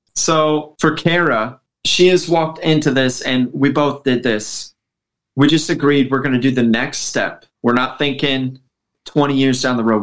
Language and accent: English; Midwest, United States; moved away as an adult; now in New Jersey, United States; My family spent most of our time actually uh, growing up in the Midwest